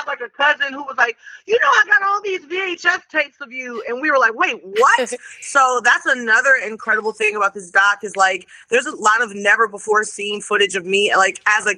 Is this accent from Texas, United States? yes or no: yes; Houston, Texas, United States; also born or lived in Detroit, Michigan; I was born in Detroit. And I grew up in Houston